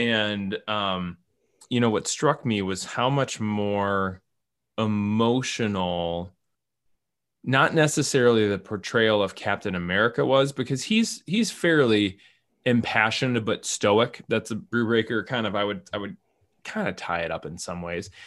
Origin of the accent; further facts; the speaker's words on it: Minnesota, United States; I'm the Minnesotan